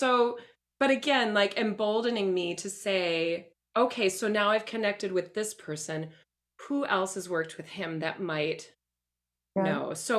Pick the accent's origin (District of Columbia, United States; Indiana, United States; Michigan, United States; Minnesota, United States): Minnesota, United States; Minneapolis; now in Sacramento, United States; I'm from Minneapolis originally, adored this theater company.